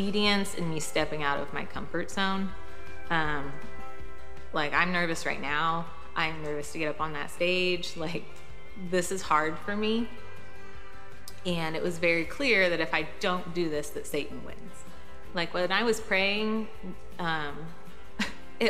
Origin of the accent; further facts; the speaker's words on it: Huntington, Indiana, United States; I'm from Huntington.